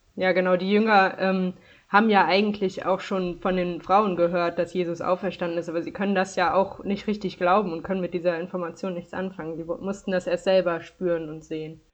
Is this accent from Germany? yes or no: yes; Dormagen, North Rhine-Westphalia, Germany; ich komme aus Dormagen-Hackenbruch. Das ist äh, nördlich von Köln im Erzbistum Köln